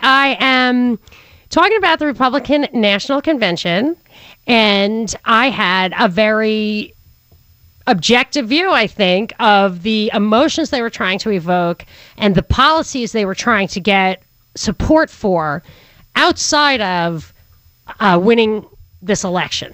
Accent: New York, United States; I'm from New York

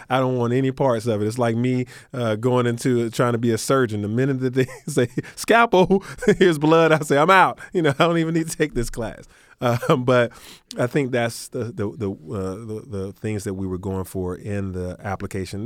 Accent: Atlanta, Georgia, United States; I grew up in Atlanta

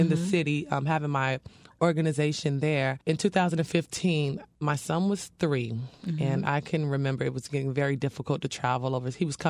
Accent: Dania Beach, Florida, United States; I was born and raised in the city of Dania Beach.

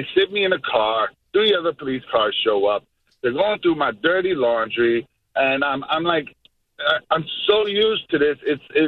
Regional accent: New York City, New York, United States; moved away as an adult; I was growing up in New York back when Giuliani was in charge

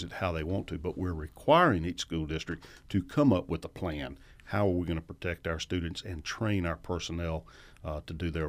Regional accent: Macon, Georgia, United States; Yeah, I went to public schools in Macon, and we started after Labor Day, and you ended Memorial Day

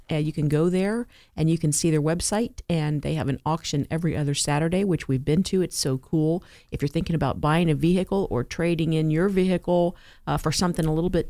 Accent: Dayton, Ohio, United States; I was born right here in Dayton.

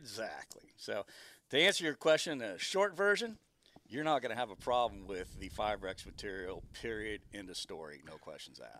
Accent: Arizona, United States; moved away; I'm from Arizona originally

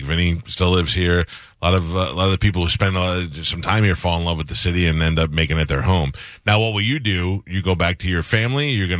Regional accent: New York City, New York, United States; moved away; I grew up in New York too. We're at opposite ends. You're in Rochester. I was in Staten Island.

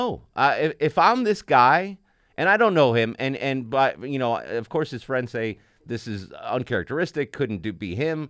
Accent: Connecticut, United States; Well, see, Lewis is in Connecticut, and I'm from Connecticut. Maybe it's a Connecticut thing.

